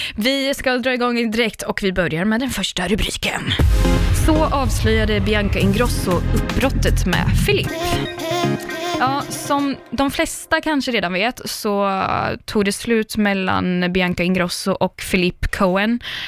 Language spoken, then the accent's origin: Swedish; Linköping, Östergötland, Sweden; moved away as an adult; also born or lived in London; now in Stockholm, Sweden; jag är från Linköping